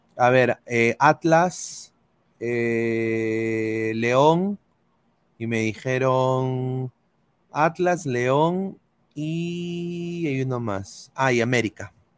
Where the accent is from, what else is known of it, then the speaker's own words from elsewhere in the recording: Peru; moved away; somos peruanos